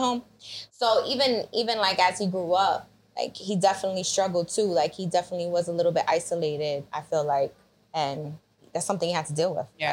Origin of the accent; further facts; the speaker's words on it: New York City, New York, United States; I grew up in the Bronx